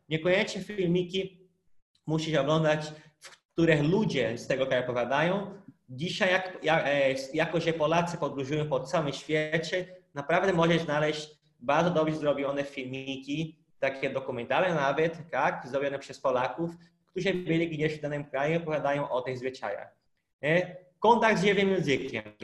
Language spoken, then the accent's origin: Polish; North Region, Brazil; first language Portuguese; Polish is a second language; moved away as an adult; now in Poland; ja pochodzę z północy